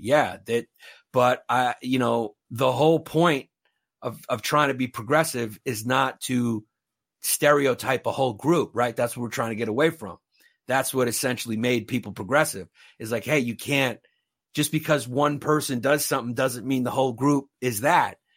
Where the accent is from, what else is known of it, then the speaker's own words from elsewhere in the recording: New York City, New York, United States; now in Northern Westchester, United States; I grew up in New York in the eighties and nineties